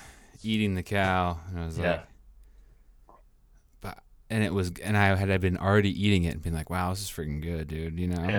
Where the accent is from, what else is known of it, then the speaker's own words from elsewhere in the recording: Washington, United States; I was in Washington, in Washington State.